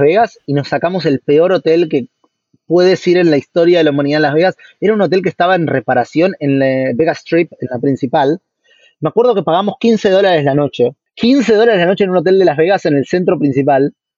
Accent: Argentina; moved away; also born or lived in Brazil; somos dos argentinos

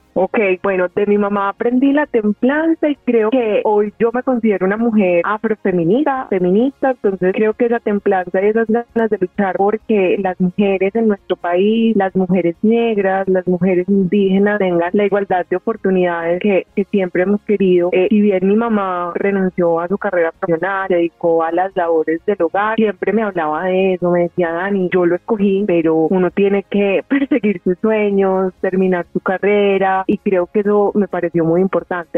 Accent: Medellín, Antioquia, Colombia; Nací en Medellín y soy fruto de una familia paisa y chocuana.

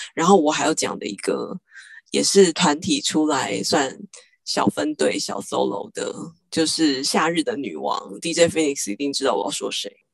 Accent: Taiwan; 我们台湾人

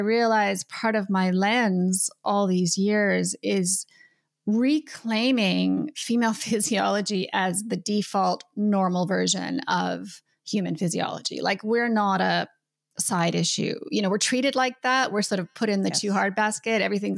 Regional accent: Canada; now in New Zealand; I'm Canadian.

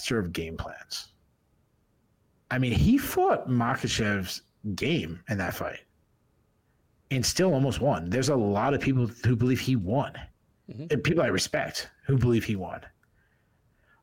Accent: New England, United States; I'm from New England.

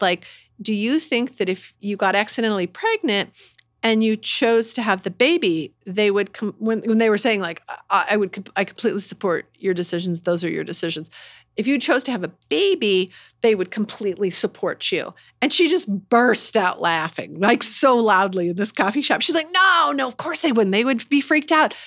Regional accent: Indiana, United States; moved away; I'm from Indiana

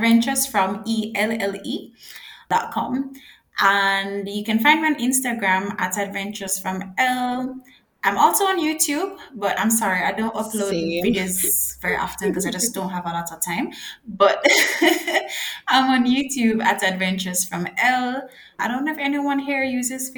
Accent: Jamaica; I'm a Jamaican living in Jamaica

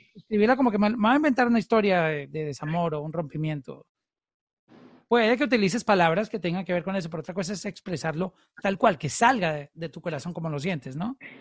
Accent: Colombia; En, Colombia, en mi país

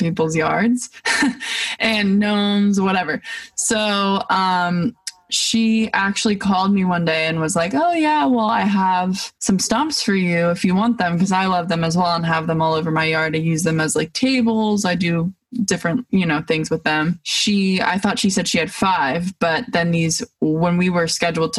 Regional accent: East Hampton, New York, United States; where I grew up in East Hampton, Montauk, Bridgehampton, that whole area, and went to school for a portion of my life

